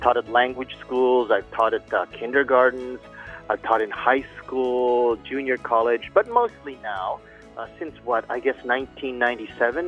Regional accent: Canada; moved away as an adult; also born or lived in Philippines; now in Fukuoka, Japan; I'm Canadian, mm-hmm. although I was born in the Philippines

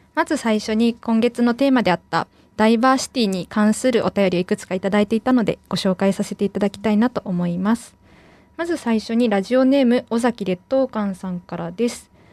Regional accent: Saga, Japan; 私は佐賀県出身なんですけど

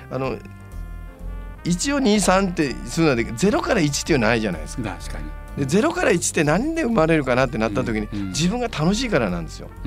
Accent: Nagasaki, Japan; 僕は地元長崎

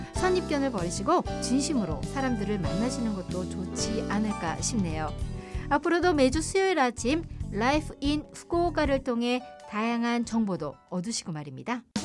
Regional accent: Incheon, South Korea; moved away as an adult; now in Fukuoka, Japan; 세계를 향한 동북아의 국제도시 인천에서 왔습니다

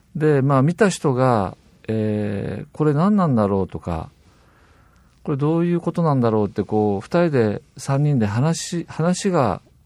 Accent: Kitakyushu, Fukuoka, Japan; 私北九州出身なんですけども。

